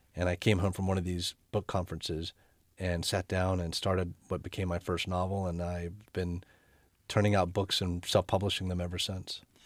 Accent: North Carolina, United States; my home state, North Carolina

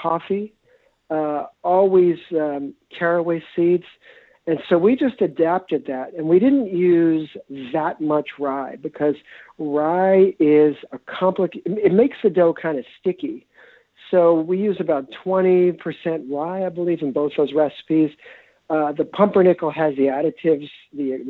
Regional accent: New York City, New York, United States; moved away as an adult; now in Minneapolis, United States; I grew up in New York in the 1960s and 70s, New York City

